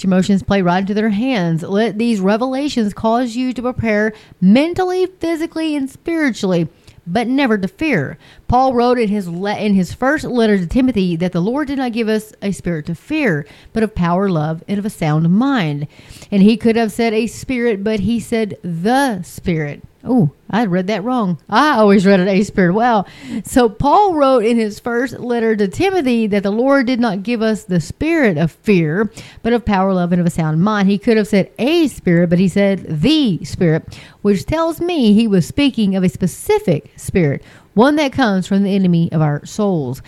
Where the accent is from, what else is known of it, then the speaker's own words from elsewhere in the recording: near Pampa, Texas, United States; my hometown, but not too far, like 60, 70 miles from my house, from Pampa, Texas.